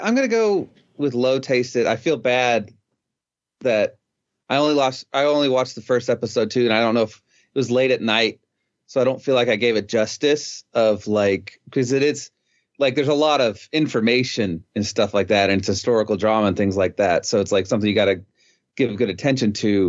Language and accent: English; East Texas, United States; growing up in East Texas